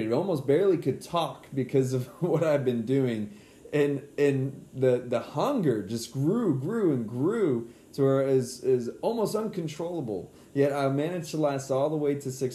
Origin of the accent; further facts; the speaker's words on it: San Antonio, Texas, United States; moved away; back to my hometown of San Antonio, where luckily we're back at now